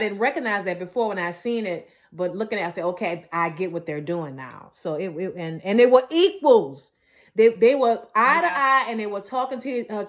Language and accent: English; the South, United States; I grew up in the South and Georgia had some time in the South as well, but I pretty much grew up in the South